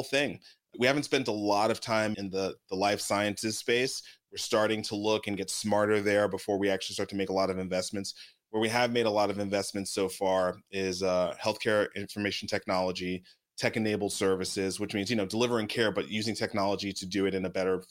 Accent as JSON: {"language": "English", "town": "New York City", "region": "New York", "country": "United States", "tie": "born or raised there", "also_born_or_lived": "Atlanta", "moved": "yes", "said": "I grew up in Brooklyn. I grew up in East Flatbush, Brooklyn."}